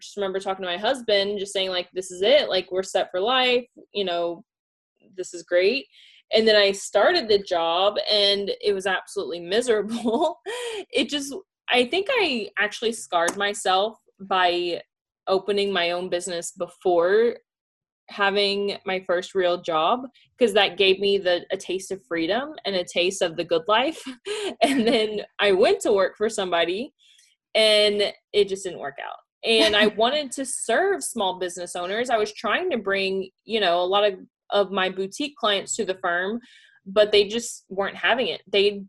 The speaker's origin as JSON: {"language": "English", "town": "Pasadena", "region": "Texas", "country": "United States", "tie": "born or raised there", "also_born_or_lived": "Kentucky", "lives_now": "Deer Park, United States", "said": "Pasadena, Texas."}